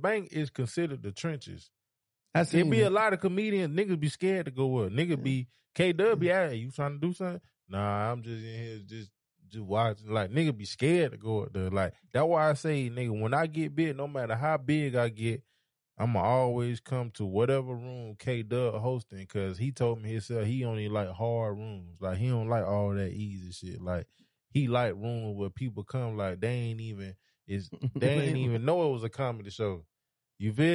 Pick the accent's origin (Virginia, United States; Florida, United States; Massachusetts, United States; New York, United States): Florida, United States; St. Petersburg; moved away as an adult; also born or lived in Dallas, Texas; now in Atlanta, United States; I'm from St. Petersburg, Florida